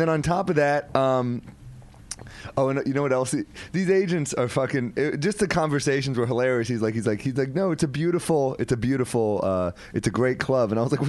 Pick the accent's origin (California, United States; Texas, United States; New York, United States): New York, United States; I'm a New Yorker.